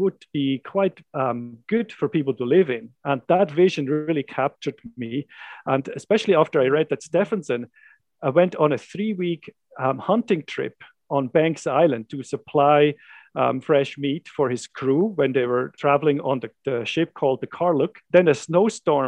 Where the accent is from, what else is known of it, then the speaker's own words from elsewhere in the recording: Switzerland; moved away as an adult; now in Canada; I grew up in the Swiss Jura Mountains